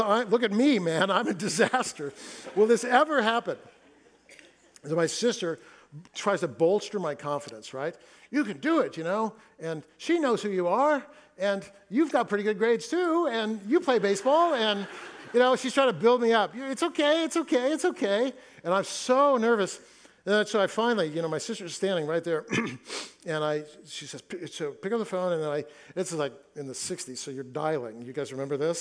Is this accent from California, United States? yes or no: yes; Fresno, California, United States; moved away as an adult; now in Seattle, United States; I grew up in Fresno